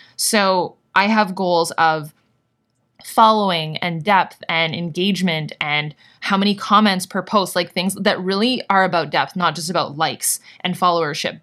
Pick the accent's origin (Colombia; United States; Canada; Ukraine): Canada; I'm Canadian